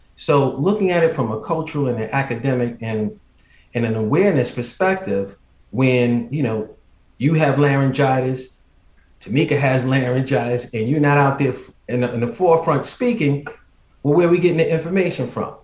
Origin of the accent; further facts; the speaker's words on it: New York City, New York, United States; growing up in the Bronx